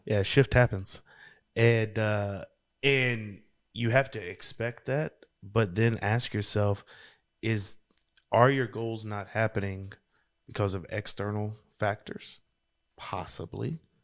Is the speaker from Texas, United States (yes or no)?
no; Louisiana, United States; I'm from Louisiana, girl.